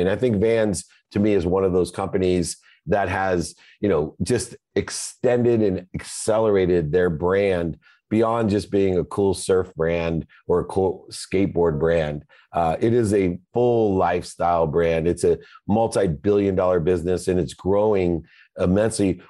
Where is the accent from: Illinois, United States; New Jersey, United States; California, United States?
California, United States; Southern; I'm from Southern California